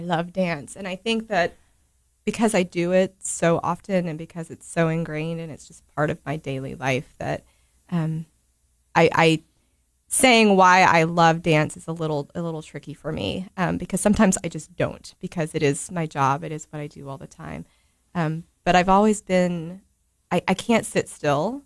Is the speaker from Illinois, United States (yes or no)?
no; Cookeville, Tennessee, United States; I was born and raised here in Cookeville. Lived here my whole life.